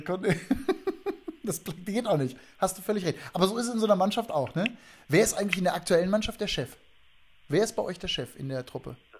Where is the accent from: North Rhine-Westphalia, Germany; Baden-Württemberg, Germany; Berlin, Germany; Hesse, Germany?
North Rhine-Westphalia, Germany; Hagen; ich bin ein Kind des Ruhrgebiets groß geworden in Hagen